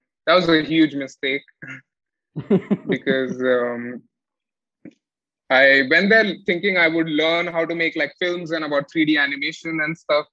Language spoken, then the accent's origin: English; Mumbai, Maharashtra, India; I am a Mallu, born and raised in Mumbai